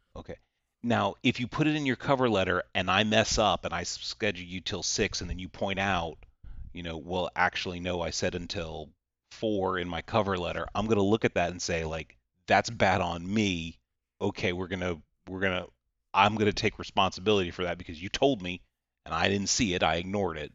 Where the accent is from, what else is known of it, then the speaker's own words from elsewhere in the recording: the South, United States; I'm from the South and we're almost all rural areas here in the South.